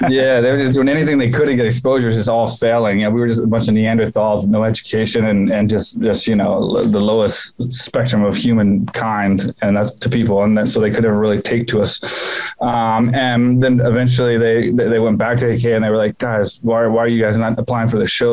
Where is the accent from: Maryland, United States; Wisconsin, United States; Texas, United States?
Texas, United States; Houston; moved away as an adult; now in Thailand; my hometown for the first time, Houston